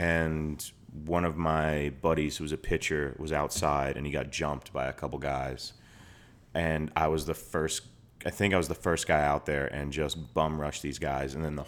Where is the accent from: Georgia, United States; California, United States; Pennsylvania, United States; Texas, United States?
Georgia, United States; moved away as an adult; also born or lived in New York; Like, I grew up in Georgia, and then I went to New York for school. So I was just alone and cold because I had never lived in the snow before.